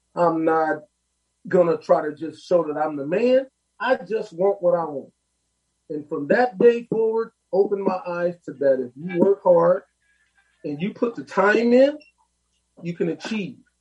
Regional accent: Los Angeles, California, United States; I lived on 45th in Vermont. I went to Manual Arts you know, right now I'm 57, so it was back in the day. And just from where I come from in my neighborhood

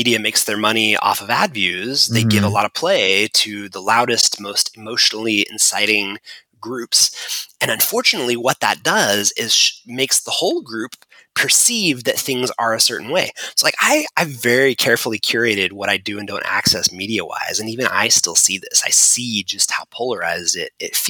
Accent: United States; we're from America

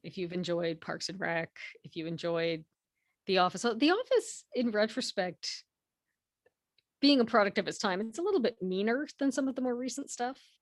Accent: Canada; I was born in Canada, my parents were born in Canada, their parents were born in Canada

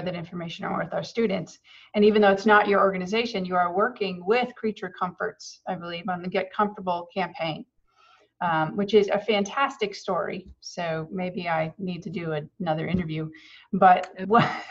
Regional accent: the North, United States; now in Athens, United States; like I came from the North

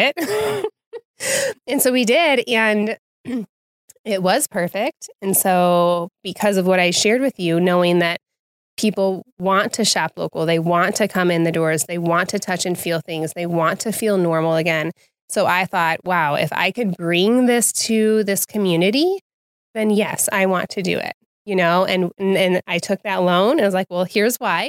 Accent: Wheaton, Illinois, United States; I grew up here in Wheaton

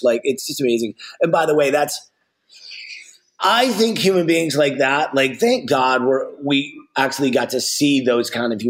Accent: the South, United States; I grew up in the South

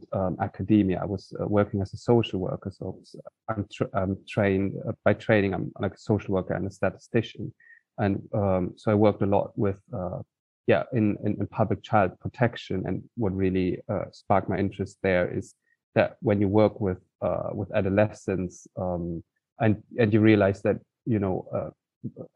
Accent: Cologne, North Rhine-Westphalia, Germany; moved away; I grew up in Cologne.

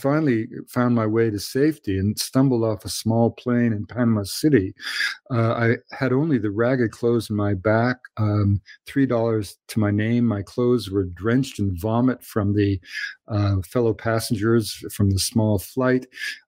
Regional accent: British Columbia, Canada; also born or lived in Colombia; I'm from British Columbia

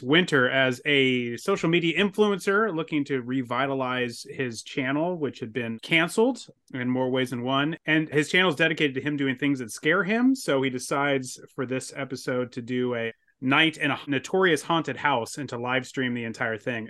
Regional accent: San Diego, California, United States; I grew up in San Diego

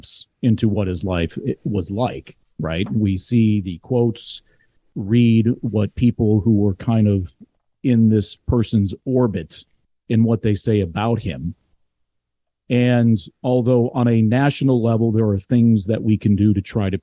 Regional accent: Glenview, Illinois, United States; I grew up in Glenview

